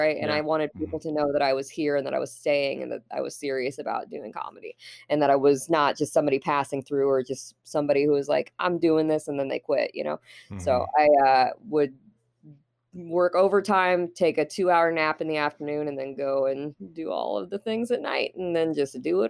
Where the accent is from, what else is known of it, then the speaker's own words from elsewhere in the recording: Fort Wayne, Indiana, United States; I am from Fort Wayne, Indiana. I am born and raised Fort Wayne.